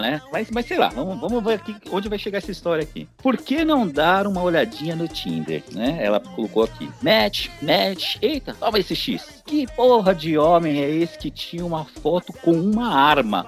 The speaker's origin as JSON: {"language": "Portuguese", "region": "São Paulo", "country": "Brazil", "said": "eu sou de São Paulo"}